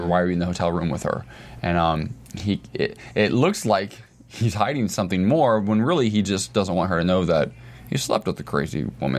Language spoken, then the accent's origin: English; Salina, Ohio, United States; moved away; the town I grew up in Ohio? Salina, Ohio.